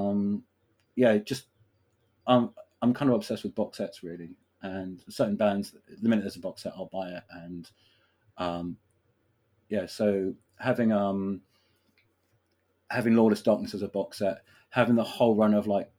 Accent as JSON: {"language": "English", "region": "London", "country": "United Kingdom", "said": "being a Londoner"}